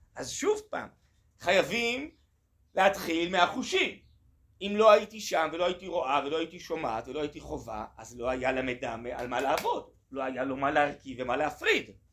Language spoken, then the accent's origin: Hebrew; Tel Aviv, Tel Aviv District, Israel; אני אה, גדלתי אה, בתל אביב